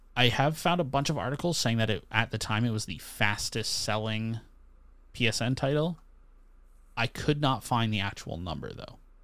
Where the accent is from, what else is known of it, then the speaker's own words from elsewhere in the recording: Canada; as a Canadian with a lot of American friends